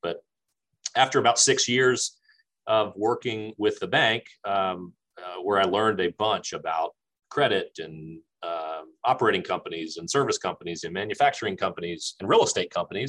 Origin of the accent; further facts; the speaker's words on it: Richmond, Virginia, United States; moved away as an adult; also born or lived in Harrisonburg, Virginia / Charlotte, North Carolina; now in North Carolina, United States; So before moving to North Carolina, I was born and raised in Richmond, Virginia. Lived there my whole childhood.